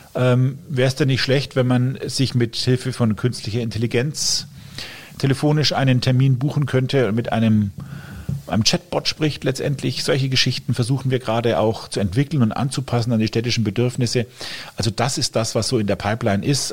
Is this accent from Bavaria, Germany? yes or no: yes; Fürth district, Middle Franconia, Bavaria, Germany; also born or lived in Coburg; ich bin gebürtiger Coburger, habe immer hier in Mittelfranken gewohnt, zumindest hier aufgewachsen, im Landkreis Fürth